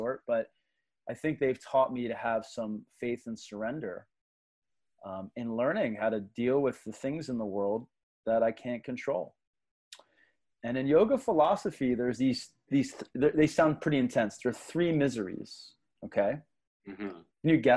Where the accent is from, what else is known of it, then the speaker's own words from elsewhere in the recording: Philadelphia, Pennsylvania, United States; was growing up in the Philadelphia area, so I'm a Philly kid from South Philly